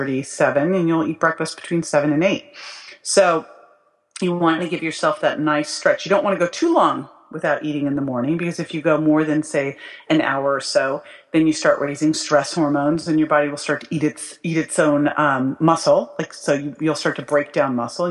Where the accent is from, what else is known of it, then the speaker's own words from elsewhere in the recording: Berkeley, California, United States; I grew up in Berkeley